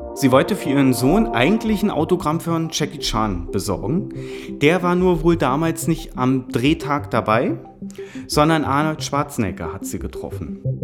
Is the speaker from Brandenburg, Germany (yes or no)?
yes; Potsdam, Brandenburg, Germany; Ich bin aus Potsdam, wurde hier auch geboren